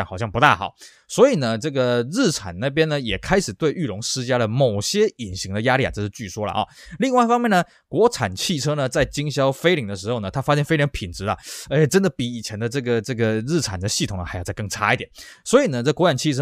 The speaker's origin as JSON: {"language": "Chinese", "region": "Tainan", "country": "Taiwan", "tie": "born or raised there", "said": "我加上在台南地区呢，那台南这边呢，就是当时就是所谓的国通汽车一直经营到现在了"}